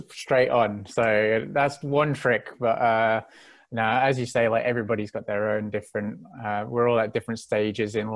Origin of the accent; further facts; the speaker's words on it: England, United Kingdom; I'm from England, from Great Britain, and there's a lot of team sports, you know, rugby, cricket, football. And so I grew up doing a lot of them